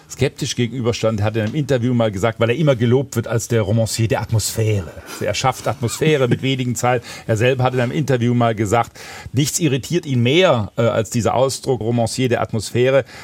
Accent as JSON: {"language": "German", "region": "Baden-Württemberg", "country": "Germany", "said": "ich komme ja aus Schwaben und dieser schwäbische Kommissar hat natürlich bis in den Trenchcoat hinein Maigret-Züge."}